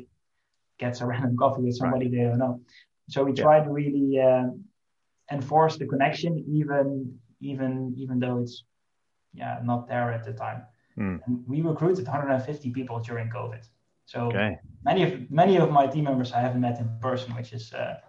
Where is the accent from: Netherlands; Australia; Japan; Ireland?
Netherlands; we are from the Netherlands, we have a relatively small, I would say, home market